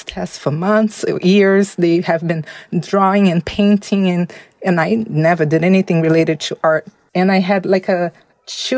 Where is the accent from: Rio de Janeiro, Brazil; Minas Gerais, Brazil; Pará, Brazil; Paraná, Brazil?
Minas Gerais, Brazil; Belo Horizonte; also born or lived in São Paulo, Brazil; I was raised in Minas Gerais.